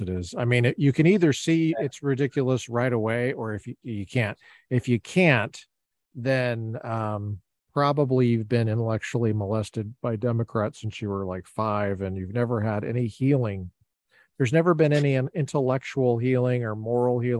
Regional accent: Colorado, United States; I'm a Colorado boy.

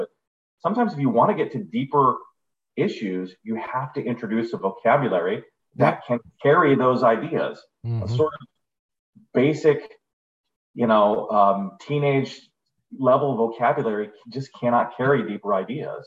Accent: San Diego, California, United States; also born or lived in Indiana; I'm from here. I'm from here. It's like a Mission Bay

